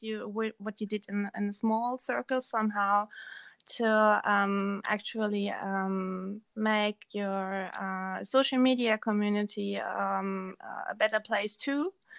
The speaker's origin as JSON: {"language": "English", "country": "Germany", "tie": "born or raised there", "said": "Yes. But my family is originated in Erzgebirge."}